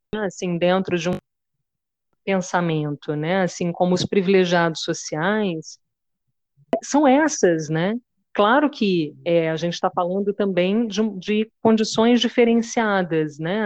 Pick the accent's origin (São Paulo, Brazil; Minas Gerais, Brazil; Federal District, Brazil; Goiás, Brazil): Minas Gerais, Brazil; Ouro Preto; now in Paquetá, Brazil; eu sou de Ouro Preto, Minas Gerais também. É, eu estou em Paquetá nesse momento